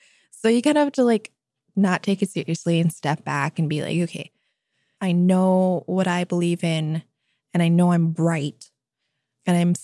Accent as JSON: {"language": "English", "town": "Anchorage", "region": "Alaska", "country": "United States", "tie": "born or raised there", "said": "growing up in Anchorage"}